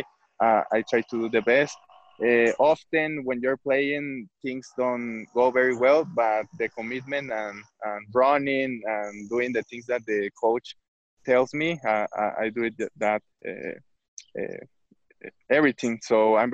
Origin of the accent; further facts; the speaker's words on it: Guadalajara, Jalisco, Mexico; English is a second language; also born or lived in Veracruz, Mexico / Toronto, Canada; I was born in Veracruz, in Mexico.